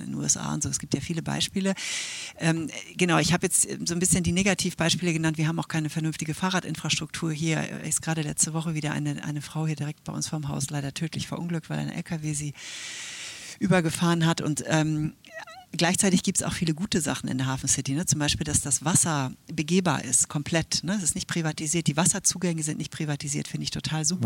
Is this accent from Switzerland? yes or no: yes; Switzerland; now in Hamburg, Germany; ich bin ja Schweizerin